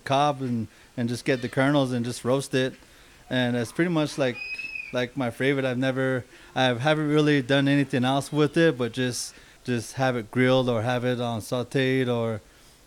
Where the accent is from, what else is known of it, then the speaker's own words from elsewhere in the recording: Ganado, Arizona, United States; also born or lived in Whispering, Arizona; now in Albuquerque, United States; So that's where I grew up from, Whispering and Ganado